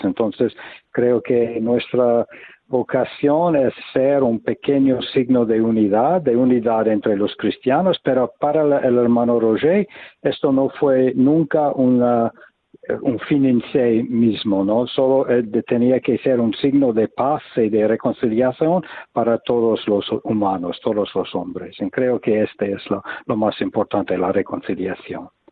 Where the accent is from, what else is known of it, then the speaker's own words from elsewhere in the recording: United States; Spanish is a second language; moved away as an adult; now in Taizé, France; vengo de los Estados Unidos y estu estuve en, en Europa